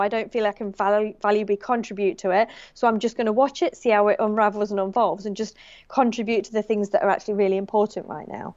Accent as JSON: {"language": "English", "country": "United Kingdom", "moved": "as an adult", "lives_now": "Australia", "said": "as a British person"}